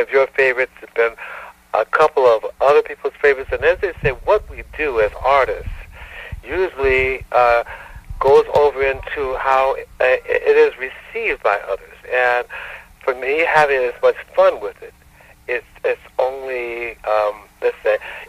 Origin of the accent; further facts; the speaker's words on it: Detroit, Michigan, United States; now in Marina Del Rey, United States; I grew up in Detroit